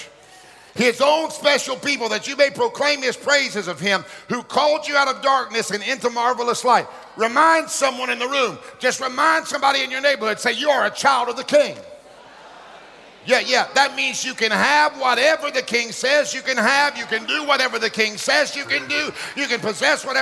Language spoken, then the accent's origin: English; Hartford, Alabama, United States; I was born in Alabama, Hartford, Alabama